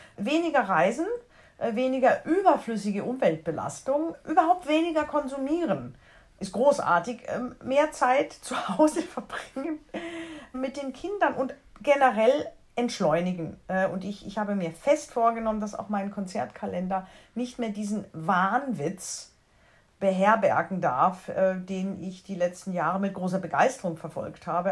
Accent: foot of the Black Forest, Baden-Württemberg, Germany; Ich bin ja am Fuße des Schwarzwaldes aufgewachsen.

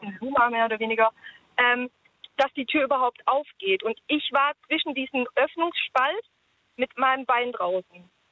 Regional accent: Germany; Ich bin hier in Deutschland aufgewachsen

